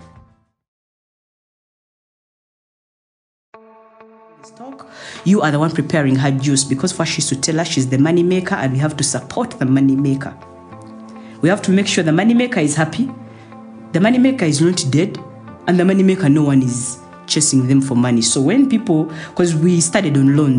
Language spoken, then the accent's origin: English; Uganda; moved away as an adult; also born or lived in Dubai